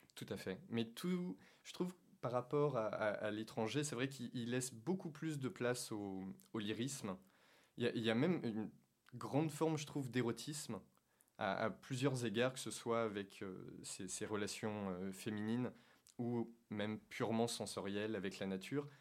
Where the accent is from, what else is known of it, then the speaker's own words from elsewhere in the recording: Auvergne-Rhône-Alpes, France; j'ai grandi en, j'ai grandi en Auvergne